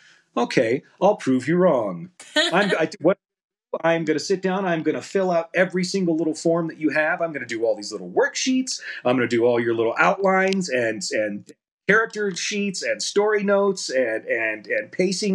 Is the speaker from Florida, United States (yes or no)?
no; Independence, Missouri, United States; I'm from Independence